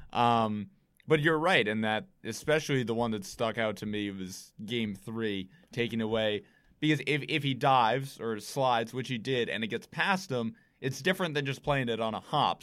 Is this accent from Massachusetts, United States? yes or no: yes; Brewster, Massachusetts, United States; growing up in Brewster